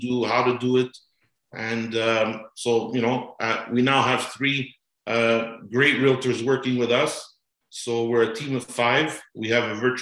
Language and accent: English; Montreal, Quebec, Canada; now in Aurora, Canada; I'm basically originally from Montreal